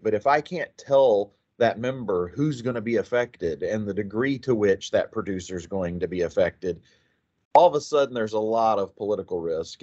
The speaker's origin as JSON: {"language": "English", "town": "Chattanooga", "region": "Oklahoma", "country": "United States", "tie": "born or raised there", "moved": "as an adult", "lives_now": "Texas, United States", "said": "I grew up in southwestern Oklahoma."}